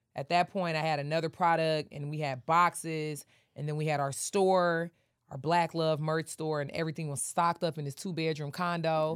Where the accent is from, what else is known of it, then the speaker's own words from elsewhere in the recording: Detroit, Michigan, United States; moved away as an adult; also born or lived in Atlanta; I'm from Detroit, I just got here